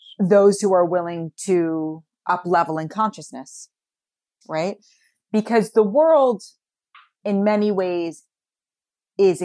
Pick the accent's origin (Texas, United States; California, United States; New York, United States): New York, United States; New York City; I grew up in New York City